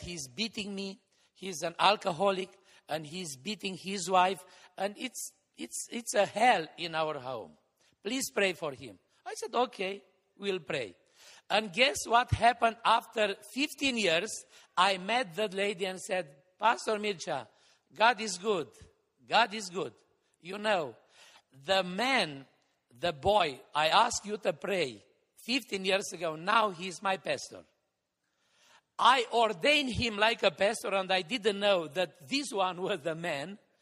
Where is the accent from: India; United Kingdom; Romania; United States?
Romania; Hațeg, Hunedoara County; the church building in my hometown, Hatzeg